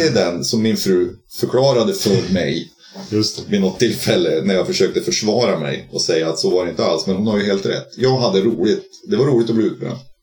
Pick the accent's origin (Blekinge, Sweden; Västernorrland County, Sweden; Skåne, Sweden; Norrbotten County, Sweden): Norrbotten County, Sweden; jag kommer från Norrbotten